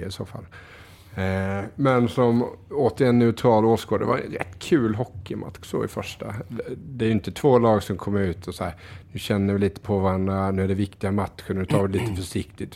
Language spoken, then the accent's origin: Swedish; Diö, Kronoberg County, Sweden